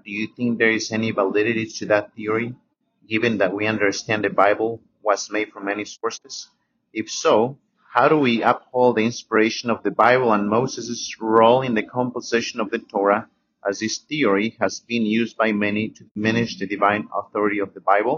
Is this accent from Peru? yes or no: yes; Peru; now in United States; I am originally from Peru, but currently reside in Florida.